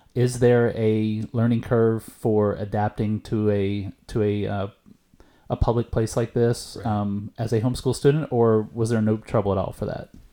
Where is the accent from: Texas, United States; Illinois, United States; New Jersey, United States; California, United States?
Texas, United States; East; moved away; I went to a very rural East Texas high school